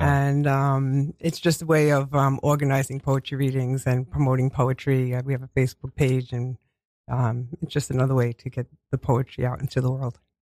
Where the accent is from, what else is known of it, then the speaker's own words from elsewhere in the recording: New York City, New York, United States; accent: Queens; I grew up in, um, in Queens all my life, and I've been told I have a Queens accent